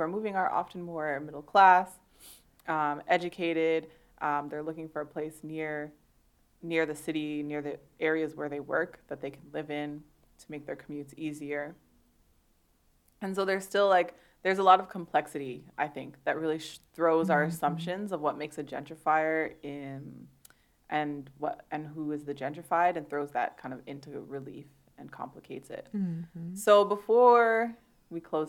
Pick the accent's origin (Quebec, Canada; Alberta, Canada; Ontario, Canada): Ontario, Canada; Toronto; also born or lived in Scarborough; I was born in Toronto. I lived in Scarborough for a little bit, and then I moved out to the burbs.